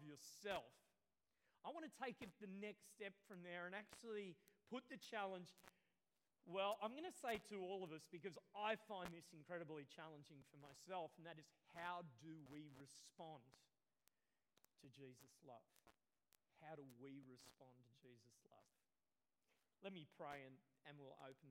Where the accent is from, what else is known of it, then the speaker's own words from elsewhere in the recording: Australia; I grew up near Currumbong